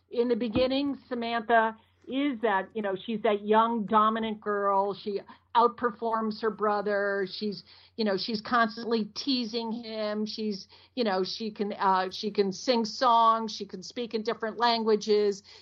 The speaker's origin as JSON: {"language": "English", "region": "London", "country": "United Kingdom", "tie": "born there", "said": "I was born in London, and to be president of the United States, you have to be born in the United States."}